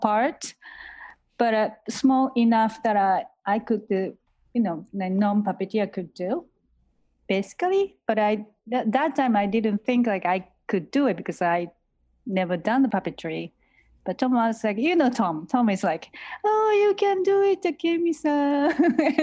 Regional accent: Osaka, Japan; moved away; because I grew up in Osaka

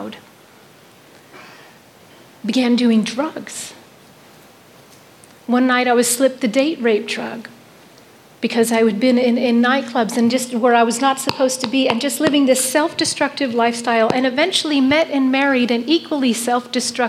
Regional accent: New York City, New York, United States; in July 1967, I was born in Manhattan Hospital

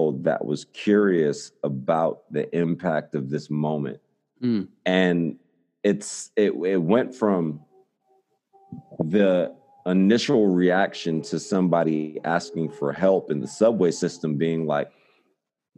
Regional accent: New York City, New York, United States; as a New Yorker

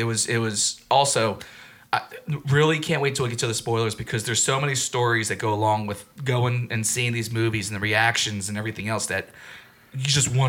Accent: Norristown, Pennsylvania, United States; The second time I saw it was in my hometown of Norristown

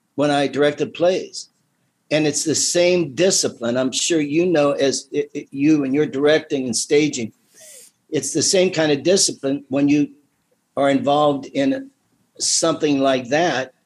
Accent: Midvale, Ohio, United States; I grew up in the Midvale area.

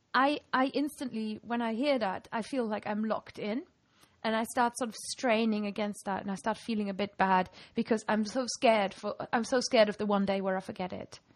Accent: Germany; first language German; English is a second language; moved away as an adult; now in Lancaster, United Kingdom; I'm this sort of weird accent mix of having grown up in Germany and when I was 20, I moved to England

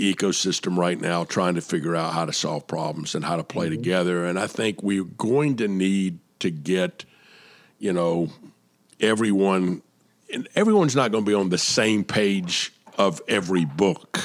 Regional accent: Atlanta, Georgia, United States; my hometown of Atlanta

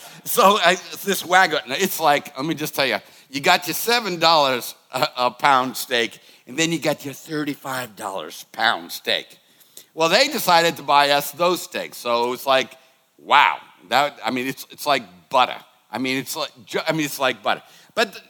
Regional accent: Boston, Massachusetts, United States; I was growing up in the Boston area

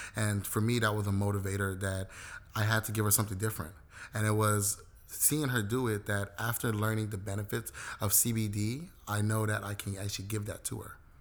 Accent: Los Angeles, California, United States; I was born and raised in South Central, but I have historical ties to both Belize and Jamaica

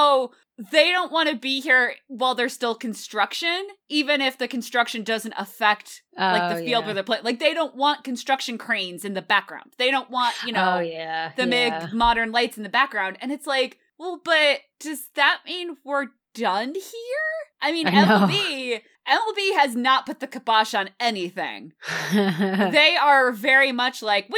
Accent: United States; now in Boston, United States; I don't usually think of myself as an East Coast elitist New York metro area person. And now I live in Boston

